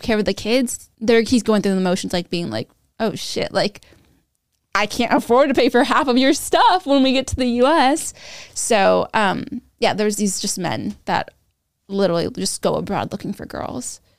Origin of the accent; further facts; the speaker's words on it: Sacramento, California, United States; I grew up near Johnny Carino's, which is, like, a fran-, an Italian franchise. in Sacramento